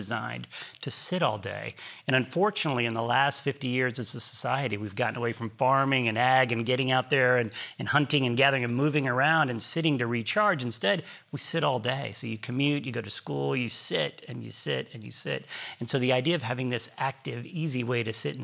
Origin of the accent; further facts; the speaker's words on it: Galveston, Texas, United States; also born or lived in Houston; growing up in Galveston